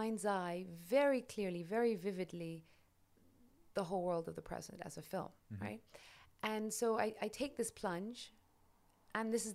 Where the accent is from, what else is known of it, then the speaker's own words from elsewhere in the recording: London, United Kingdom; born and raised in London, in England